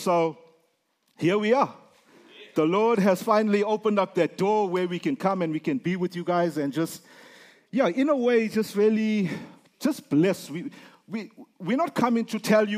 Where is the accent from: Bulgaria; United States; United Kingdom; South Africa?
South Africa; I'm from Africa